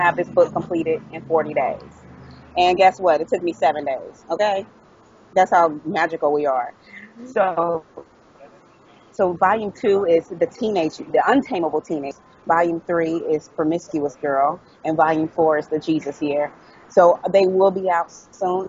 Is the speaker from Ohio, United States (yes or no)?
yes; Dayton, Ohio, United States; moved away as an adult; also born or lived in Dallas, Texas / Hollywood, California; I'm from Dayton, Ohio, and I, I I lived there for the first 29 years of my life